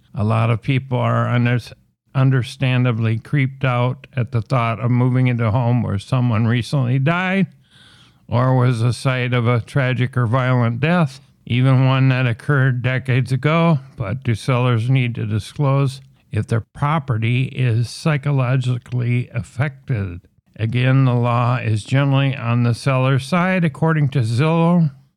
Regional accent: Minnesota, United States; Minnesota, uh, my home state and where this podcast originates from

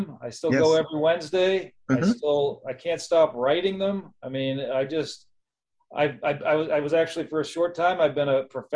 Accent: Massachusetts, United States; moved away as an adult; also born or lived in Grafton, Massachusetts / Ohio / New York City; I grew up in Massachusetts. Started in a small town called Grafton. a very small kind of just country town, and then moved a little closer to Boston. And yeah, I spent all of my childhood there.

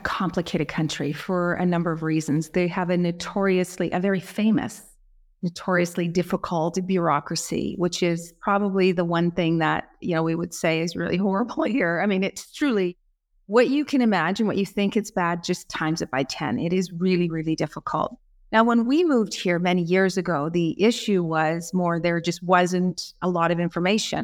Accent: Canada; moved away as an adult; also born or lived in England; now in Florence, Italy; I'm from Canada

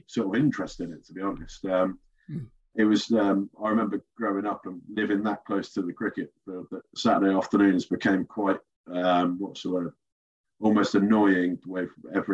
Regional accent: Reed, United Kingdom; I grew up in Reed with my younger brother

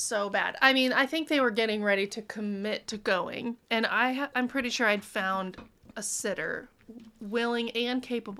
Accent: Monmouth, Illinois, United States; So I'm from Monmouth, which is like Monmouth. 2 hours away, but it's pretty close to Sterling, and every time we go back to see family, we'd go to Sterling.

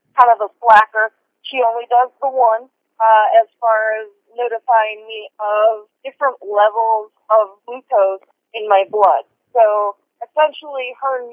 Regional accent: Minnesota, United States; moved away as an adult; also born or lived in Las Vegas, Nevada / Arizona; I was born and raised in Minnesota, but I consider Nevada home, Las Vegas or Southern Nevada. And I was in Nevada and Arizona for a total of 19 years.

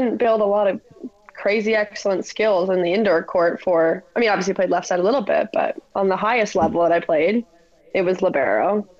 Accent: Ontario, Canada; moved away; I'm from Ontario. I'm lucky enough to be here to train beach.

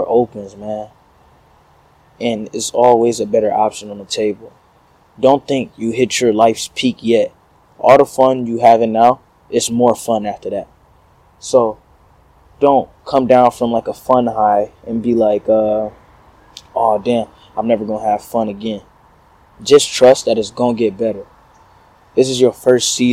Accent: Detroit, Michigan, United States; moved away as an adult; I'm coming from Detroit

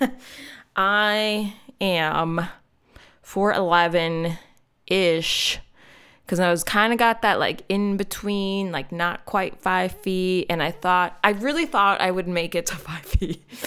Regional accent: North Wales, Pennsylvania, United States; I grew up in North Wales

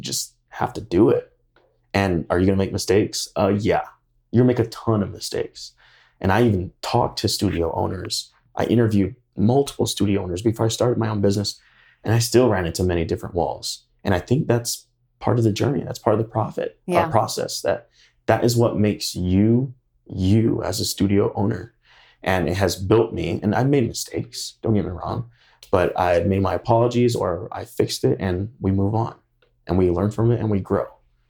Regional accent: Idaho, United States; When they hear we're from Idaho, they're like, Iowa?

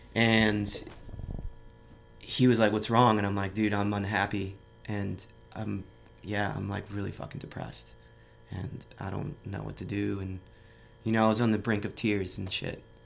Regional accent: Miami, Florida, United States; moved away as an adult; now in San Francisco, United States; I grew up in a suburb of Miami

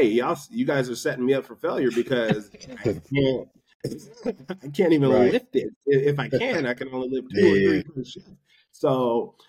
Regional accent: California, United States; moved away as an adult; also born or lived in Bakersfield / Denver, Colorado; now in Los Angeles, United States; I'm from California

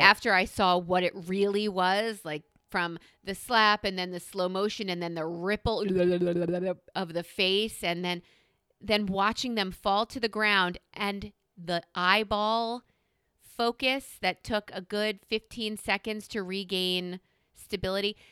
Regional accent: New York, United States; I'm a New Yorker

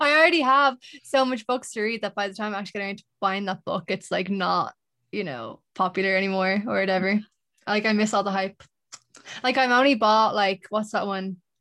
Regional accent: Dublin, Leinster, Ireland; from Dublin

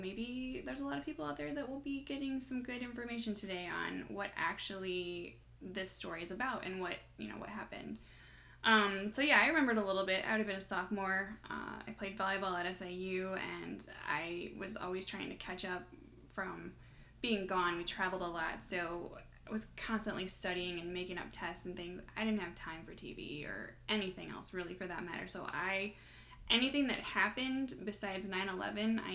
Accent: Indiana, United States; growing up in Indiana myself

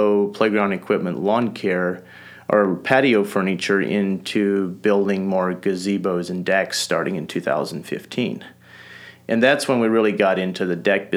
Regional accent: North Missouri, United States; also born or lived in Holmes County, Ohio; I grew up Amish here in North Missouri. I was born and raised in Holmes County, Ohio, when I was around 6 years old. My family, as in with a lot of families are doing, moved out to the Midwest

